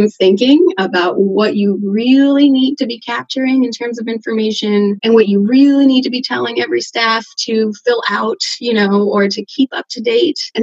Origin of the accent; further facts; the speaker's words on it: Switzerland; moved away as an adult; now in Seattle, United States; I grew up in Switzerland, so my career was over there for the first part